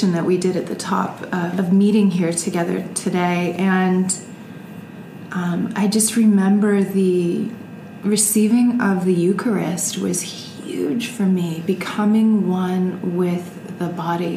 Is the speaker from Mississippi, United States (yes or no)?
no; Sugar Land, Texas, United States; born or raised there; also born or lived in Kentucky